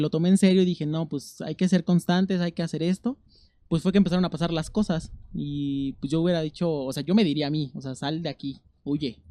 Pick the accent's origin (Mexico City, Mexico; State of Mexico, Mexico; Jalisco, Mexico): State of Mexico, Mexico; Amecameca; moved away as an adult; Yo soy del Estado de México. y ¿Del Estado qué este, zona? De Amecameca. Ah. Y yo crecí ahí toda mi vida